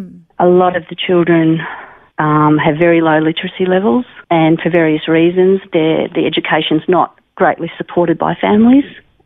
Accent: Melbourne, Victoria, Australia; moved away as an adult; also born or lived in Geelong, Victoria; now in Alice Springs, Australia; I was actually born in Melbourne.

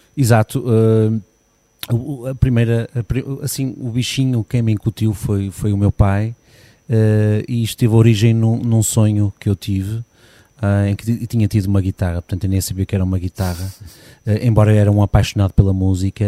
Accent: Porto, Norte, Portugal; now in Gondomar, Portugal; nasci no Porto, sim. Nasci em casa.

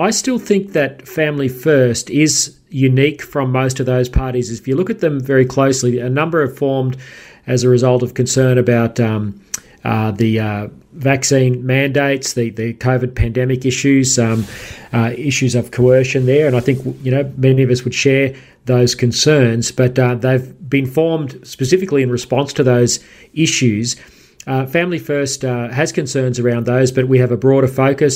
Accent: Queensland, Australia; my home state of Queensland

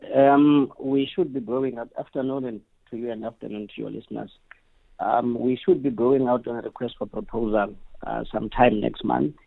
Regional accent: Gauteng, South Africa; I'm from Gauteng

